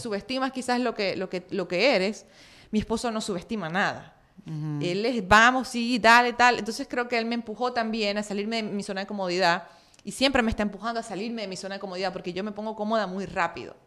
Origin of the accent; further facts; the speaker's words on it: Maracaibo, Zulia, Venezuela; moved away as an adult; en Maracaibo es pequeño